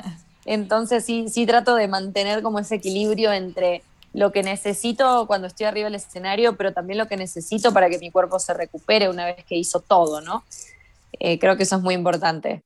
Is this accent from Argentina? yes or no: yes; Argentina; moved away as an adult; now in Mexico; yo no me fui de Argentina